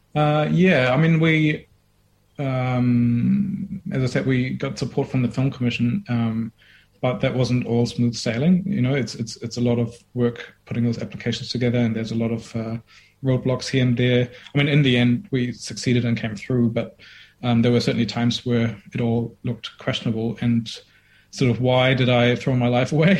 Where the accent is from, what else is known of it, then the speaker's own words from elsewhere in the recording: Germany; moved away as an adult; now in Dunedin, New Zealand; I grew up in Germany for 20 years, but my mom's Indian